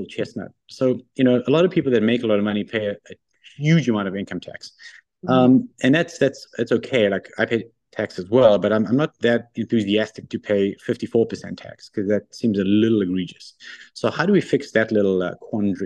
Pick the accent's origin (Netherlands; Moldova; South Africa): South Africa; moved away as an adult; also born or lived in Australia / London, United Kingdom / Japan / New York, United States; now in Ontario, Canada; I'm originally South African. So I went to high school in South Africa